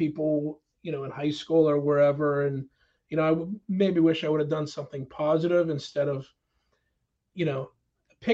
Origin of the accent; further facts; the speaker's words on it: Pittsburgh, Pennsylvania, United States; we grew up in Pittsburgh